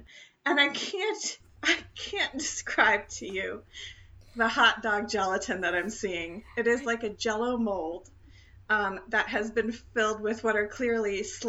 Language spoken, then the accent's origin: English; the South, United States; My whole family is from the Midwest, as you know. And I used to come back to the South